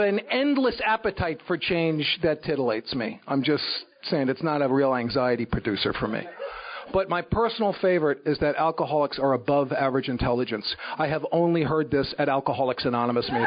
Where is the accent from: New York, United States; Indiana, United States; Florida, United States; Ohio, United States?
New York, United States; New York City; moved away; I was brought up in the Bronx in New York City.